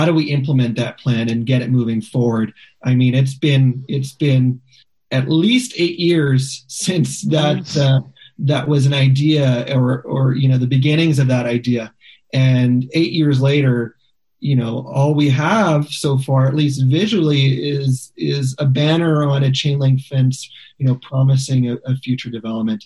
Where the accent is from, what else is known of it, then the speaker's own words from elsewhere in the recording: Regina, Saskatchewan, Canada; now in Calgary, Canada; In Calgary, there's so few people who want to talk about Regina with me, so I appreciate the opportunity to be able to talk about my hometown